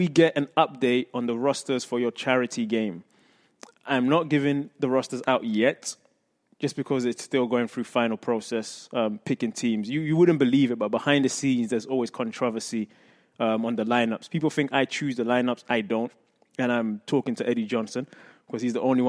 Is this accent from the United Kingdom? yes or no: yes; London, United Kingdom; moved away; I grew up in Tottenham, North London